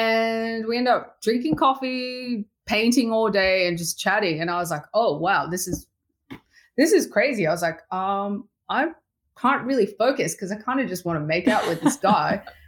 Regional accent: Sydney, New South Wales, Australia; I'm moving back to Sydney. I'm from the Northern Beaches of Sydney.

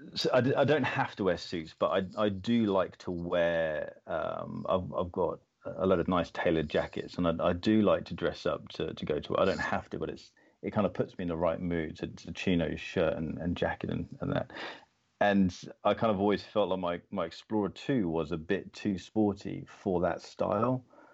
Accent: Florida, United States; I grew up in America, in Florida.

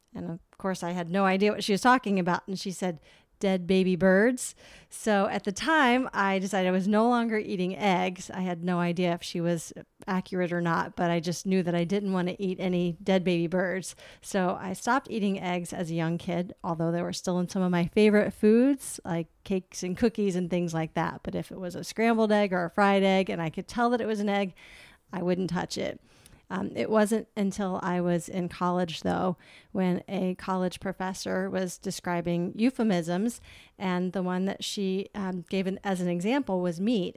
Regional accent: Chesapeake, Virginia, United States; moved away; I grew up in Chesapeake, Virginia, which is on the border of North Carolina.

